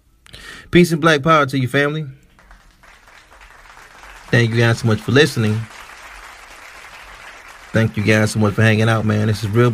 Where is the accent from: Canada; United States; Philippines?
United States; Midwest; I'm from the Midwest and we have a high alpha male presence here.